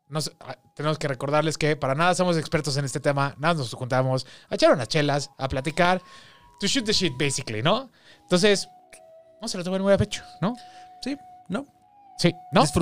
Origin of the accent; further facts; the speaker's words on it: Mexico City, Mexico; Somos tres amigos chilangos con una enorme pasión en común, el chupe.